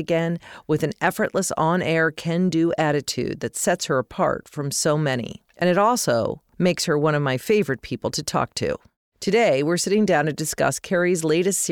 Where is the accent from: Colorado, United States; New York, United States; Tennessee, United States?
Colorado, United States; I grew up in Colorado